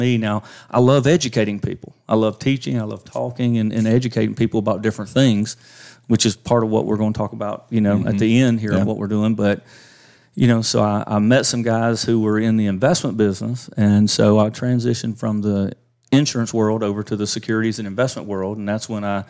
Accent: Walhalla, United States; born and raised in Walhalla

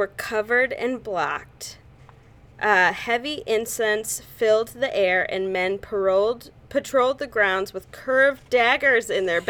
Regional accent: Chicago, Illinois, United States; We are from Chicago.

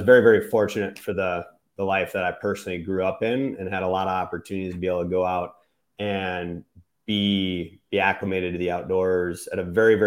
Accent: Exeland, Wisconsin, United States; now in Missouri, United States; It was Exland, Wisconsin, to be exact

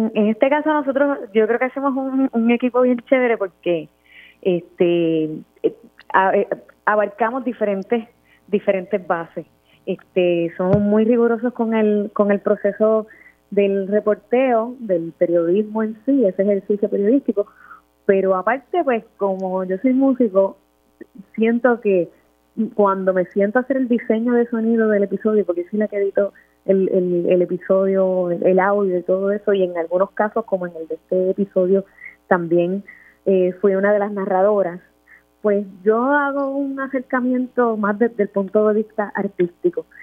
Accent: Luquillo, Puerto Rico; Yo soy del área este, yo soy de Luquillo

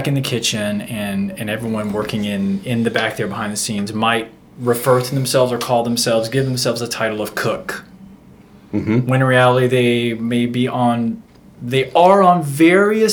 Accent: Florida, United States; I'm from Florida

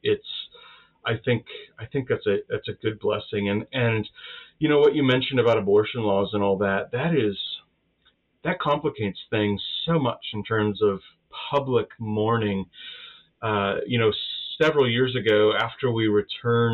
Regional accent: United States; being Baptist and being American

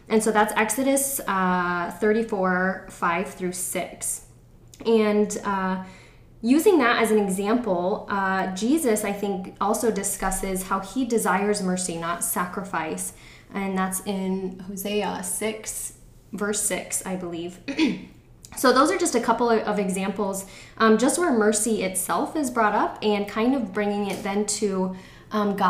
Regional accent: United States; now in Georgia, United States; I am from Nebraska, South Dakota area

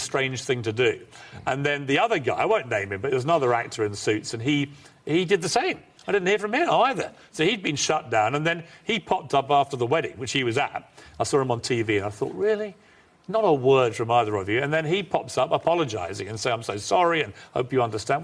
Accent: Ireland; now in London, United Kingdom; I'm an Irishman

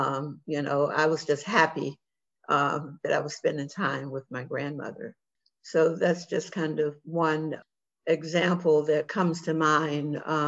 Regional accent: Washington, District of Columbia, United States; I grew up in Washington, D.C., when it was a very, still very segregated city. And so I I lived in an African-American community, attended schools that were students, all African-Americans.

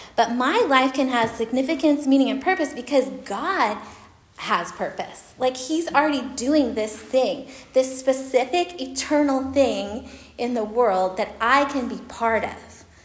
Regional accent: Oklahoma, United States; moved away; I'm from Oklahoma

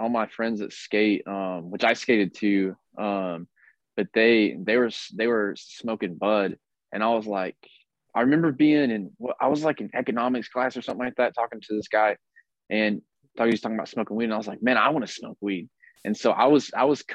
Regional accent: Jellico, Tennessee, United States; now in California, United States; I'm from Jellicoe, Tennessee. It's like East Tennessee. It's the middle of nowhere

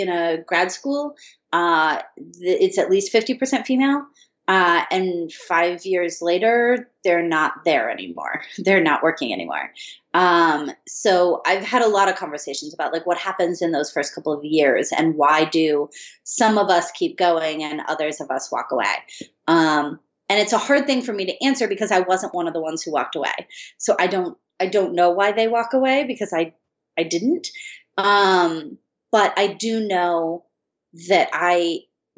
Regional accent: Michigan, United States; moved away as an adult; also born or lived in Colorado; now in Los Angeles, United States; I grew up in Michigan.

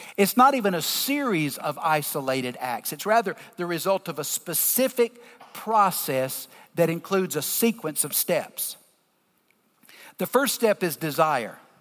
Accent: the South, Southern United States, United States; accent: deep Southern; I'm in my deep Southern accent

